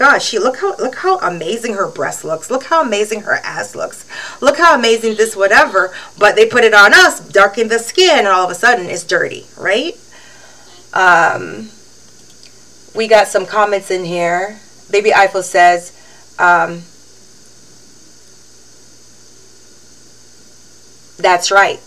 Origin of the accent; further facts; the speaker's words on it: Barbados; now in Canada; When I first came here, they'll say, where are you from? I say, Barbados